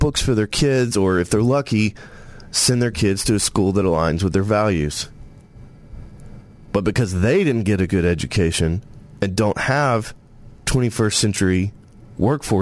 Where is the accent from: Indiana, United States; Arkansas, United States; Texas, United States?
Arkansas, United States; Searcy; also born or lived in Tennessee; as a kid growing up in White County